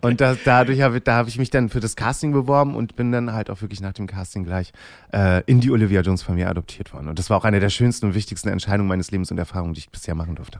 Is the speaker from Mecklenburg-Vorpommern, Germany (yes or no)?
yes; Rostock, Wismar, Mecklenburg-Vorpommern, Germany; moved away as an adult; now in Hamburg, Germany; Ich komme da halt aus Rostock, Wismar, dort oben die Ecke